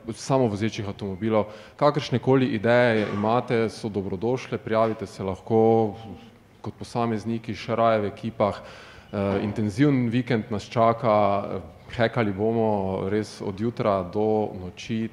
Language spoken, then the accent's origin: Slovenian; Slovenia